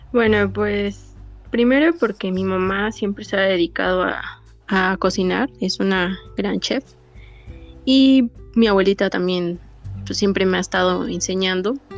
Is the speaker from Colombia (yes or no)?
no; State of Mexico, Mexico; soy del Estado de México, tengo 30 años